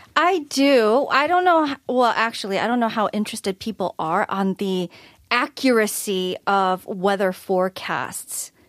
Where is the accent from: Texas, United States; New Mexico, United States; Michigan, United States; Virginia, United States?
Michigan, United States; I'm from Michigan, which is relatively colder.